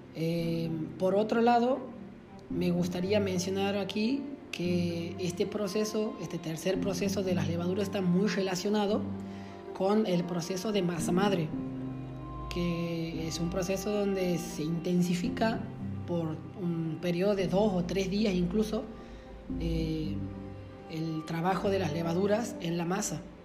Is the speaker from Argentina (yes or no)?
yes; Loreto, Argentina; moved away; en mi pueblo, en Loreto, digo pueblo, ya es una ciudad